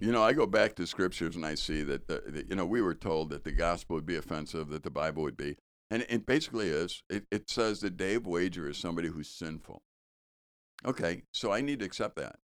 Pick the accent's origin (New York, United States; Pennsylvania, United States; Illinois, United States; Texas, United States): Illinois, United States; Chicago; I grew up in Chicago and we used to garbage pick.